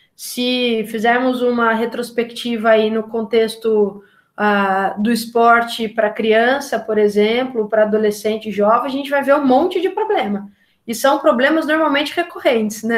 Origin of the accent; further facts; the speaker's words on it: Taubaté, São Paulo, Brazil; Eu sou de Tabaté, é, na região do Vale do Paraíba, em São Paulo